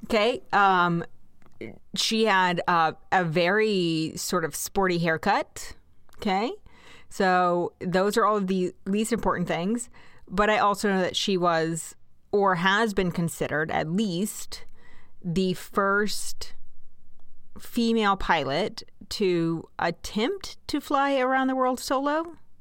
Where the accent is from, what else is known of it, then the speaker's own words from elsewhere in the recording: Kansas, United States; born and raised in Kansas